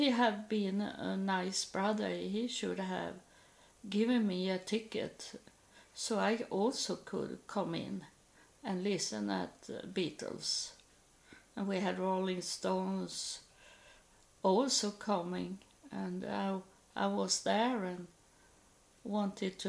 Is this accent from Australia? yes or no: no; Sweden; English is a second language